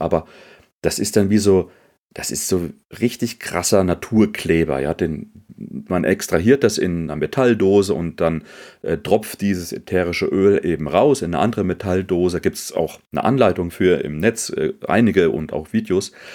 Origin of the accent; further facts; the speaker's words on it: Germany; bei uns in Deutschland